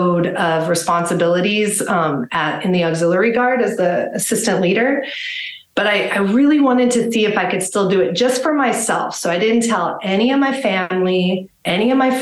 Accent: Los Angeles, California, United States; now in Austin, United States; I grew up in Los Angeles

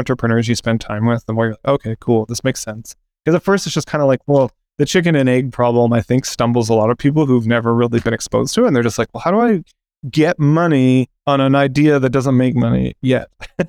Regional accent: Calgary, Alberta, Canada; moved away as an adult; also born or lived in Toronto; Yeah, in Calgary, actually.

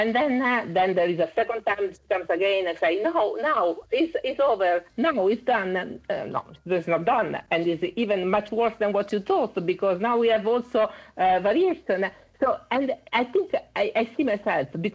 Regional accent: Italy; accent: Italian; English is a second language; I'm Italian, as you can see from my accent.

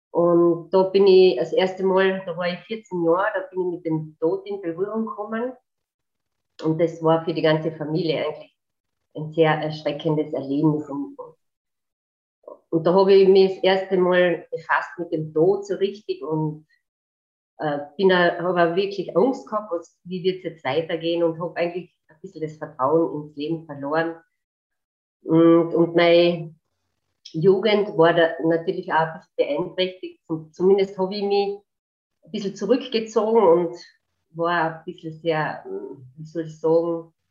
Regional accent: Carinthia, Austria; also ich bin eine Kärntnerin

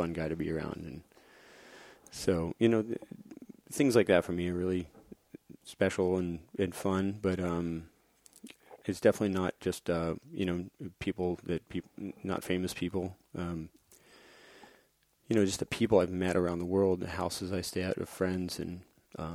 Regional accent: Florida, United States; my hometown

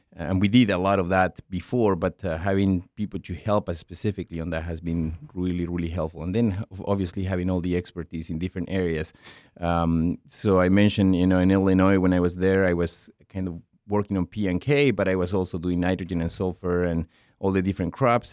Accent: La Pampa, Argentina; moved away as an adult; now in Minnesota, United States; I grew up in Argentina, in the Pampas region. My province actually is called La Pampa.

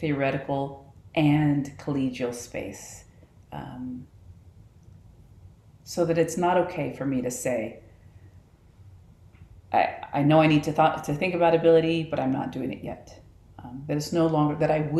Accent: Texas, United States; moved away as an adult; also born or lived in Utah / Colorado; I grew up in Texas, but now I'm surrounded by mountains.

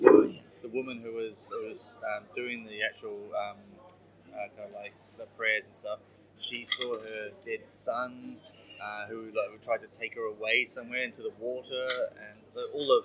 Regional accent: New Zealand; now in United Kingdom; although I've lived here for a while. I'm from New Zealand originally.

